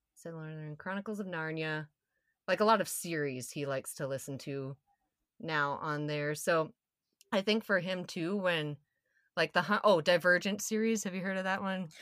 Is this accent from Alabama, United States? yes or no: no; South Dakota, United States; I'm from South Dakota